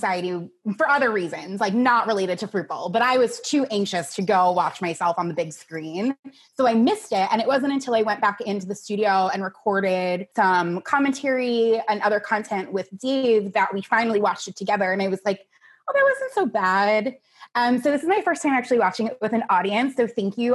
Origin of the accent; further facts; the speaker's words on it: United States; now in Seattle, United States; I lived in Seattle for about 2.5 years. I grew up on the East Coast outside of New York